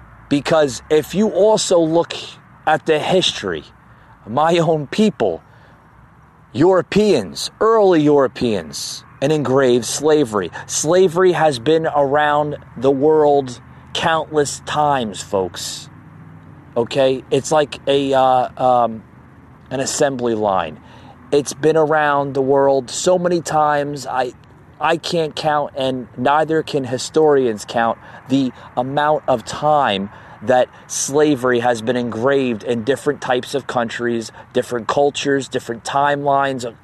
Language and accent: English; New Jersey, United States; moved away as an adult; also born or lived in New York City / Florida; I grew up north in New Jersey.